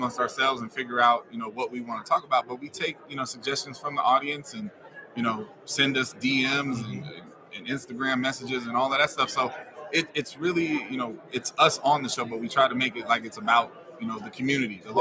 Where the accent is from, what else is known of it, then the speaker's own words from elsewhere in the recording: the Bay Area, California, United States; I'm from the Bay Area